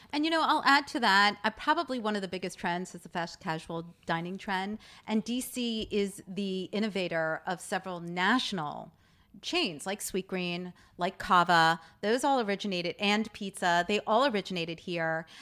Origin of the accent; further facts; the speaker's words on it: United States; accent: New York or Jersey; My New York accent